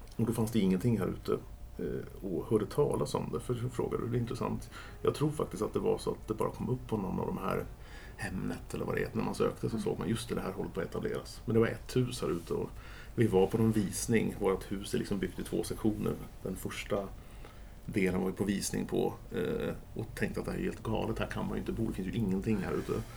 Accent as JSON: {"language": "Swedish", "area": "Järfälla", "region": "Stockholm County", "country": "Sweden", "tie": "born or raised there", "said": "när jag växte upp så var vi 0758 här ute, inte 08"}